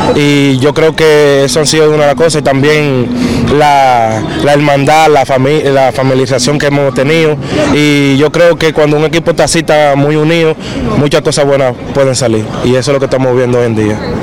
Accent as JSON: {"language": "Spanish", "country": "Dominican Republic", "moved": "yes", "lives_now": "New York, United States", "said": "Como dominicano que somos"}